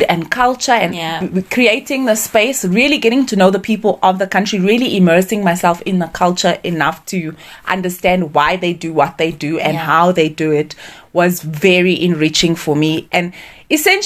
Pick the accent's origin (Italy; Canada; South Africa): South Africa; moved away as an adult; also born or lived in Saudi Arabia; as a colored South African in my household growing up, I literally spoke English and Afrikaans.